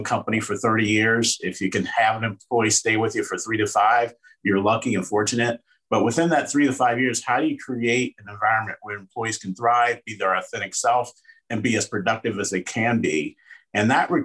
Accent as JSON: {"language": "English", "town": "Cincinnati", "region": "Ohio", "country": "United States", "tie": "born or raised there", "also_born_or_lived": "Bloomington, Indiana", "moved": "yes", "lives_now": "Denver, United States", "said": "We currently reside in Denver, Colorado. Born and raised in Cincinnati, Ohio"}